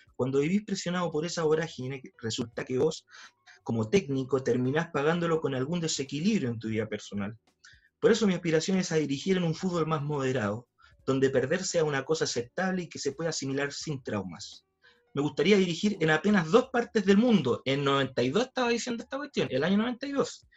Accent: Chile; me da vergüenza ser chileno

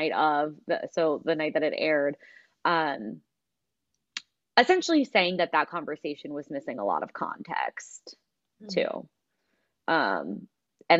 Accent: Pennsylvania, United States; Alex and I grew up in Pennsylvania

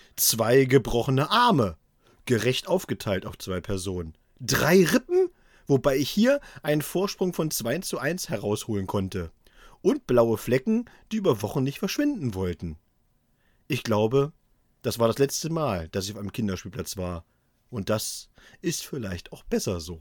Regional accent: Thuringia, Germany; moved away; in meine alte Heimat nach Thüringen

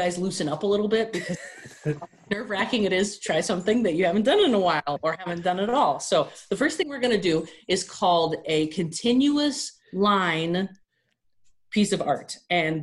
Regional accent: California, United States; moved away as an adult; now in Colorado, United States; I'm originally from California, moved to Colorado about 3 years ago

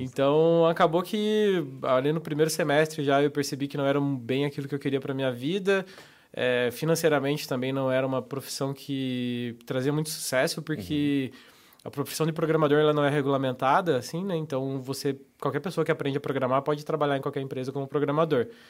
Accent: Papanduva, Santa Catarina, Brazil; moved away as an adult; also born or lived in Curitiba / Joinville / Guarujá / Florianópolis; com um ano de idade, a minha família se mudou para o interior, interior, catarinense, Papanduva. Aí, eu morei ali até os 18

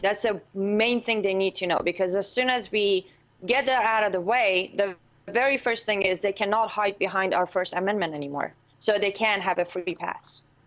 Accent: Iran; moved away; I was born and raised in Islamic Republic of Iran with an N at the end, not a Q. It's Iran

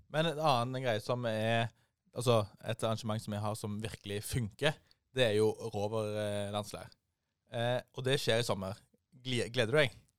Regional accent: Rogaland, Norway; hjemme i Rogaland

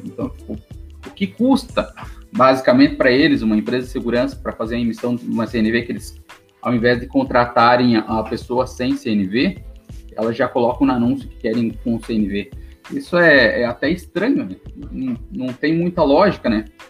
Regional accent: Paraná, Brazil; sou do Paraná, vigilante há nove anos aqui no, no interior do Paraná

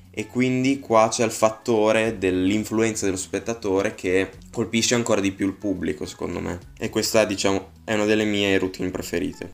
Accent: Bologna, Emilia-Romagna, Italy; vengo da Bologna

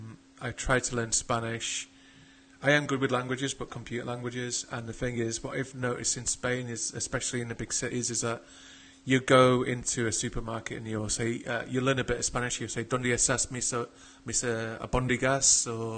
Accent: England, United Kingdom; Being English, we hate the French.

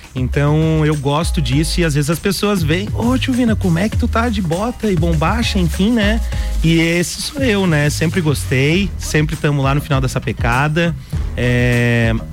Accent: Lages, Santa Catarina, Brazil; eu nasci em Lages

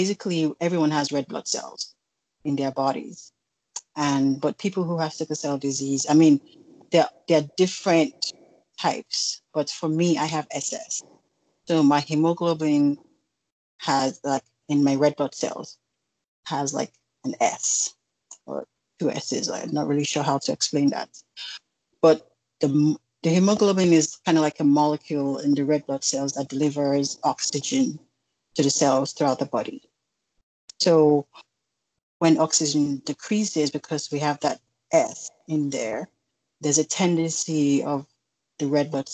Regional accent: Edo, Nigeria; now in Virginia, United States; I'm also from Edo State, I'm Nigerian.

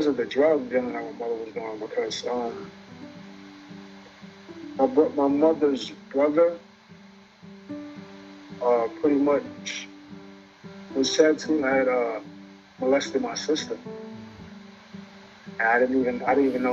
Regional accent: New York City, New York, United States; I was raised in Bed-Stuy, born in St. John's Hospital.

